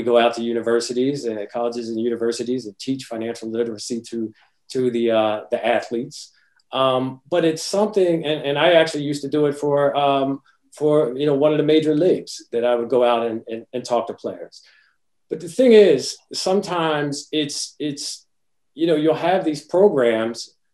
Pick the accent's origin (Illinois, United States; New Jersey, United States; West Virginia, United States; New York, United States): New Jersey, United States; Willingboro; I grew up in Willingboro, New Jersey, which was a working class area